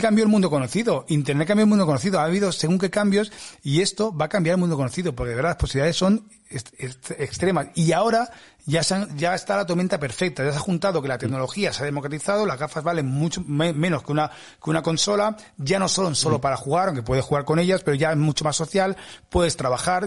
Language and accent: Spanish; Spain; soy de España